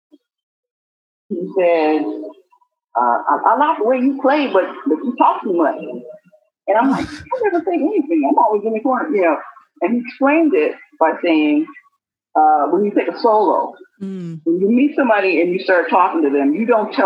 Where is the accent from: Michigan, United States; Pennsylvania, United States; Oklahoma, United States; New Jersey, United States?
Michigan, United States; Detroit; Born and raised in Detroit, Michigan